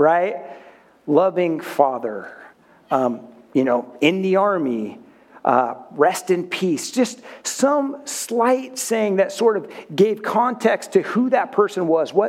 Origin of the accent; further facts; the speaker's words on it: Oregon, United States; I grew up in Oregon